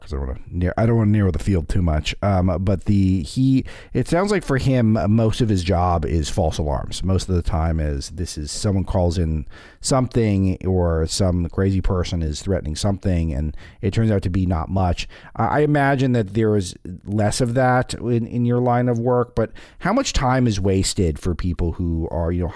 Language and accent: English; Los Angeles, California, United States; I grew up in West L.A.